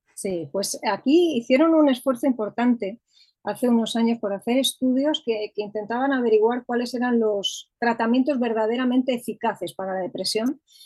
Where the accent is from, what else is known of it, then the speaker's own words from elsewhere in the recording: Madrid, Community of Madrid, Spain; Soy de Madrid